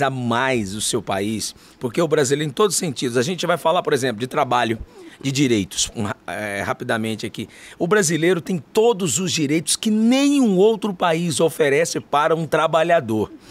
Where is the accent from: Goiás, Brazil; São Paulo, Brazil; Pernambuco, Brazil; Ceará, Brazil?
Goiás, Brazil; Sou goiano do pé rachado.